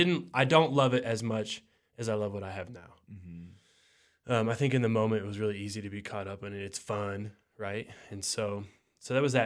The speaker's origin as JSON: {"language": "English", "region": "Midwest", "country": "United States", "tie": "born or raised there", "said": "I grew up in the Midwest and moved around a bunch, but we were a Lutheran family, so Catholic light, is what I like to say."}